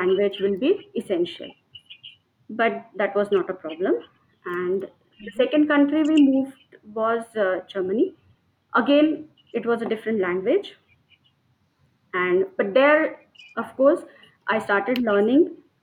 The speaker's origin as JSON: {"language": "English", "town": "Pune", "region": "Maharashtra", "country": "India", "tie": "born or raised there", "second_language": "English", "moved": "as an adult", "lives_now": "Delhi, India", "said": "I'm basically from Pune, Maharashtra, and born and brought up in Maharashtrian family. Till my master's degree, I was living in Pune."}